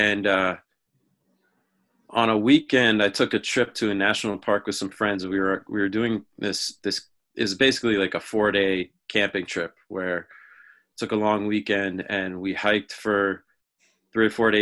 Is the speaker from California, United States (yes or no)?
no; Amherst, Massachusetts, United States; moved away as an adult; also born or lived in New York; I went to UMass, which is where I grew up here in Amherst